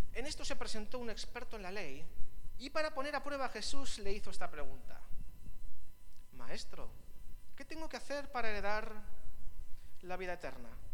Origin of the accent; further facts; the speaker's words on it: Vitoria-Gasteiz, Basque Country, Spain; now in Biscay, Spain; Yo me siento también un poco extranjero aquí en Vizcaya. Yo soy del sur, soy de Vitoria